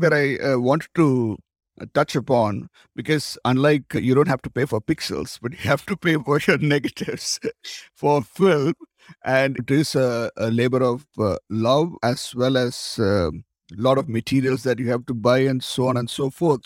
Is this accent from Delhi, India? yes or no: no; Tamil Nadu, India; I come from South India, actually. I come from Tamil Nadu